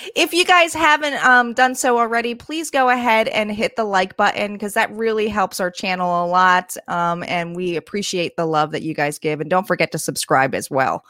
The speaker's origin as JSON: {"language": "English", "region": "New Jersey", "country": "United States", "also_born_or_lived": "New York", "said": "I had come from New York and moved back to New Jersey"}